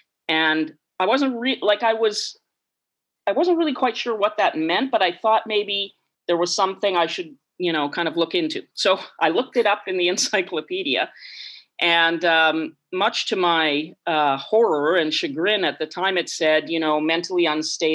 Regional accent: Bashaw, Alberta, Canada; also born or lived in Yellowknife; now in Victoria, Canada; growing up in Bashaw in that era

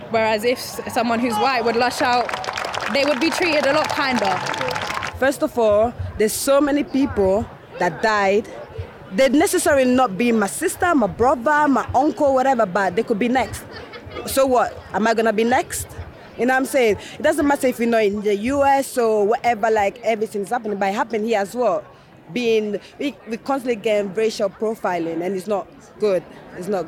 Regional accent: London, United Kingdom; Especially uh, growing up in London, there's a very high likelihood that if my brother is walking along the street by himself, he, there's a high likelihood

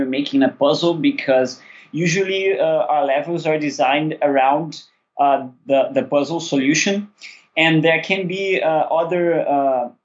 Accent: Rio de Janeiro, Brazil; We're both from Rio.

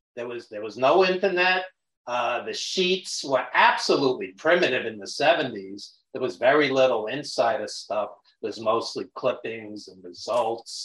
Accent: New York City, New York, United States; accent: Brooklyn; you can tell by my Brooklyn accent that, yes, I am a New Yorker

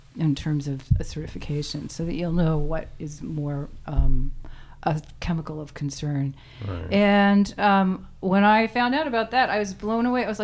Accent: New England, United States; also born or lived in Maine / Massachusetts; I'm from all over, but I was raised in New England and lived in Maine and went to school in Western Massachusetts and moved here 38 years

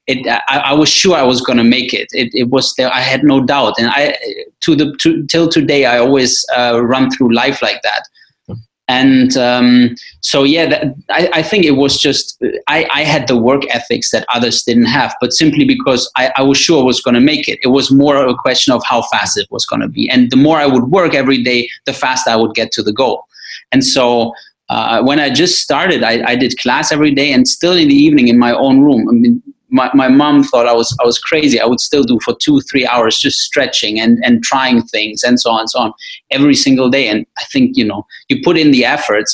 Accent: Wuppertal, North Rhine-Westphalia, Germany; my hometown Wuppertal

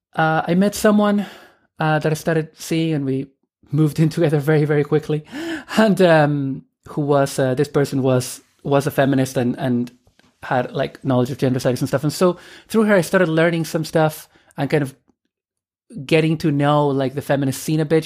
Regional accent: Argentina; moved away as an adult; also born or lived in Dublin, Ireland; I am originally from Argentina. And I emigrated to Ireland when I was eighteen in, uh, two thousand and one.

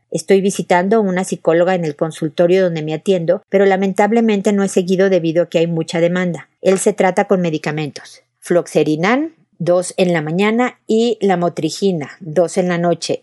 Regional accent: Mexico; now in Chile; Yo vivo en Chile, mi familia es mexicana, yo soy mexicana

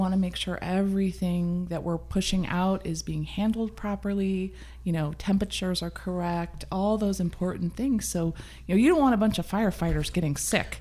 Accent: Midwest, United States; now in Sonoma County, United States; I'm from the Midwest. I'm all about a hot dish.

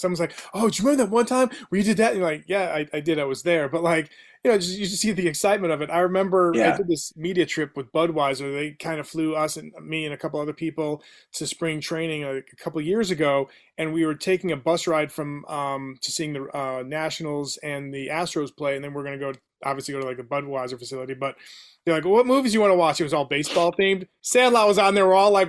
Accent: Illinois, United States; also born or lived in New Hampshire; I mean, I'm 43, and when I was growing up in Illinois, we moved around a lot, and New Hampshire and Illinois

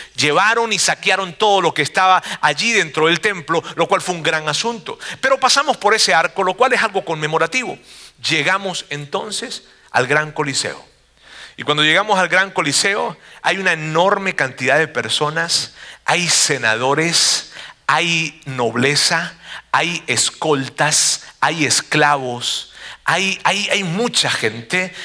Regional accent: Monterrey, Nuevo León, Mexico; una población de donde yo vengo, los regios

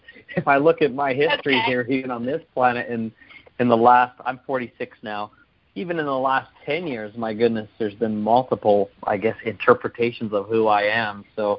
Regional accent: Canada; I'm from Canada

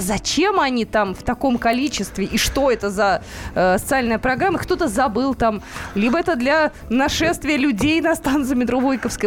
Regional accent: Novosibirsk, Novosibirsk Oblast, Russia; now in Moscow, Russia; моим родным городом Новосибирском

